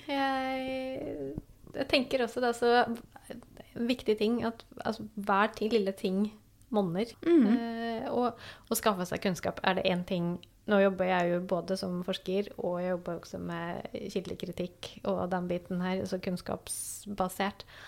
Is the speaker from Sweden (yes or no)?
yes; Sweden; now in Norway; jeg kommer jo da fra Sverige